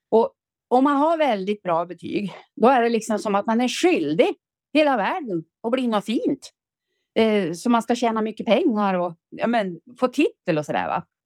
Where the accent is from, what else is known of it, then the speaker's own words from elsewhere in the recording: Västernorrland County, Sweden; om jag då ska presentera mig själv så är jag född som en bondjänta i Ångermanland på en slänt. För i Ångermanland, lutar allting. Eh, och då, eh, när jag växte upp där med, vi hade sex kor